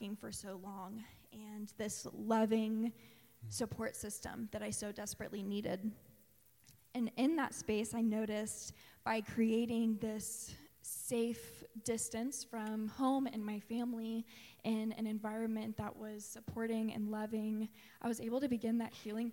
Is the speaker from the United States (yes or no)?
yes; Tulsa, Oklahoma, United States; I grew up in Tulsa going to Asbury United Methodist Church